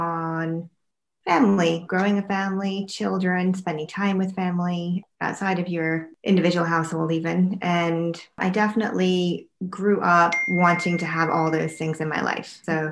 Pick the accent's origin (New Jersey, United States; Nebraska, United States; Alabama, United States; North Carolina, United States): North Carolina, United States; moved away as an adult; Then I moved to New York from North Carolina and I went to medical school right from college up at New York Medical College